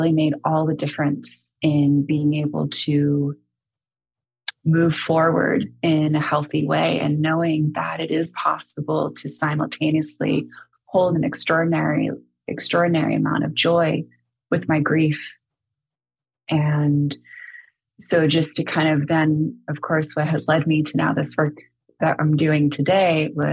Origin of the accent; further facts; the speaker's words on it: San Francisco, California, United States; also born or lived in Napa Valley; I'm born and raised in San Francisco